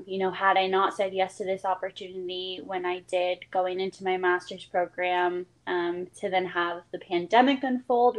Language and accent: English; Vancouver, Washington, United States; I am from Vancouver, Washington